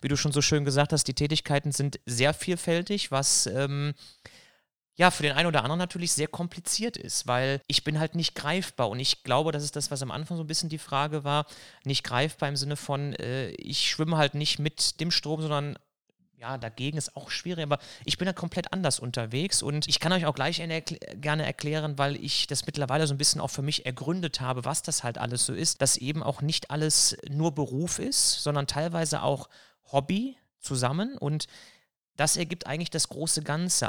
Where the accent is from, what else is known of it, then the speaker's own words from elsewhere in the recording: Elsdorf, North Rhine-Westphalia, Germany; also born or lived in Cologne / Düsseldorf / Leverkusen / Erftstadt; ursprünglich komme ich tatsächlich aus Köln, bin in Köln gewohnt, Ich habe es im Pass drinne stehen